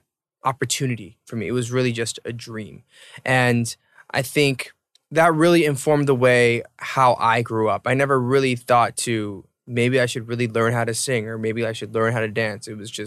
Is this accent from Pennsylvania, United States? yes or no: no; Atlanta, Georgia, United States; So I was born and raised in Atlanta